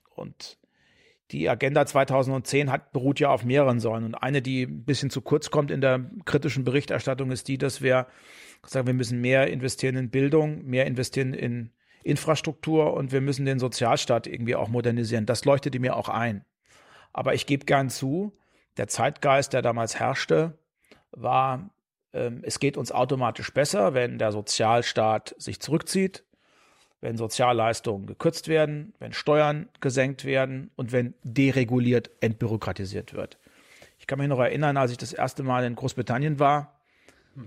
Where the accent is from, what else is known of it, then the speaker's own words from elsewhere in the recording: Heringen, Hesse, Germany; also born or lived in Bad Hersfeld / Berlin; Heringen an der Werra, bekannt durch den Kalibergbau. Da bin ich geboren, da bin ich zur Schule gegangen, habe ich mein Abi gemacht